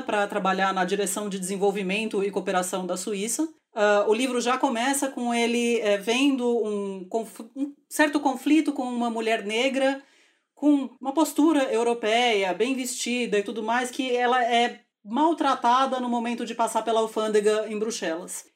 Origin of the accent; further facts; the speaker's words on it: Brazil; como brasileira